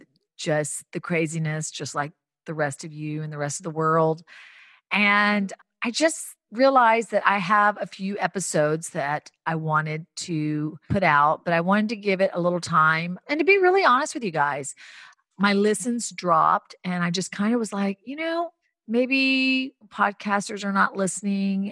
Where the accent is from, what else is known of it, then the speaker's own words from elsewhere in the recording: the South, United States; moved away as an adult; growing up in the South, becoming a foster kid